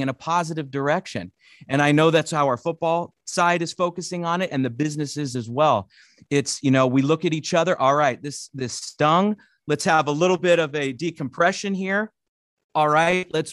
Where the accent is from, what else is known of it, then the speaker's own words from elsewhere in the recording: north of the San Francisco Bay Area, California, United States; I grew up north of in the San Francisco Bay Area, a little bit north of it